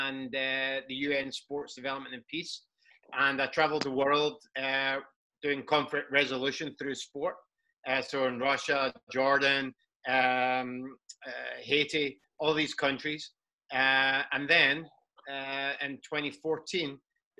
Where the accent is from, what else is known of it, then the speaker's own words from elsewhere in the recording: Scotland, United Kingdom; I'm from Scotland